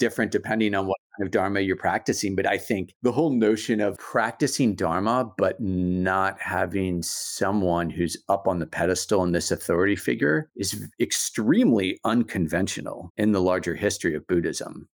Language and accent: English; United States; moved away; I'm making sense of myself also as an American